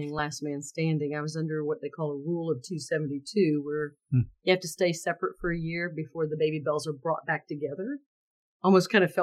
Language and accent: English; Valdosta, Georgia, United States; I grew up in Valdosta, Georgia, with a father that was a math